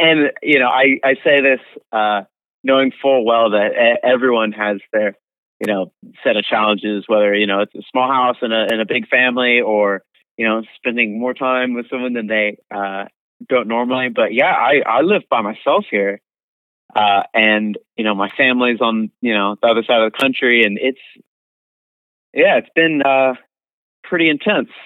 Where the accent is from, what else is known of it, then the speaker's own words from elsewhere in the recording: East Coast, United States; I'm from the East Coast and it gets really, really cold.